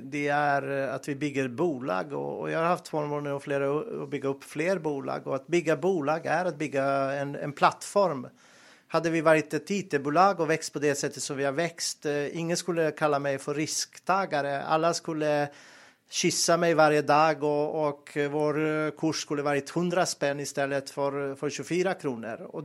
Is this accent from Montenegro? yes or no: yes; Montenegro; Swedish is a second language; moved away as an adult; also born or lived in Bosnia; now in Sweden; jag är född och uppväxt i Montenegro och eh, var och bodde i Bosnien. Jag, när jag var ung flyttade jag.